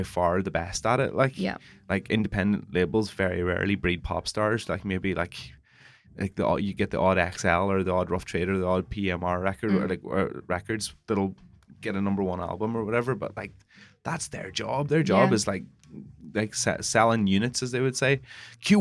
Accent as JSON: {"language": "English", "region": "Northern Ireland", "country": "United Kingdom", "said": "I'm Northern Irish"}